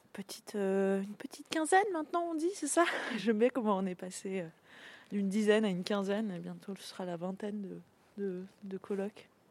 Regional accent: Nîmes, Occitania, France; moved away as an adult; also born or lived in Paris; now in Saint-Jean-Froidmentel, France; je suis née, et j'ai grandi à Nîmes

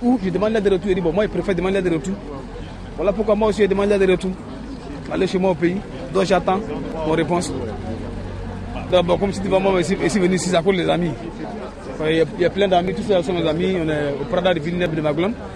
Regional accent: Côte d’Ivoire; moved away as an adult; also born or lived in Italy; now in France; je viens de la Côte d'Ivoire.

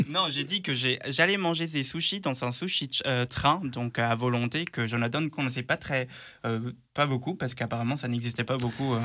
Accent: Luxembourg; moved away as an adult; now in Lyon, France; je suis né au Luxembourg et grandi là-bas

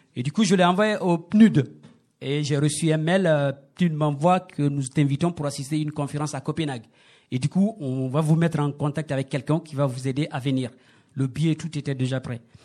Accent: Guinea; moved away as an adult; now in France; chez nous en Guinée

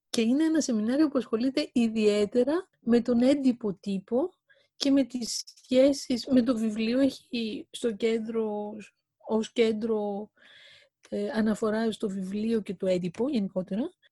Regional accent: Greece; moved away; also born or lived in Paris, France; Και όταν έφυγα από την Ελλάδα το 1981 και έφτασα στο Παρίσι

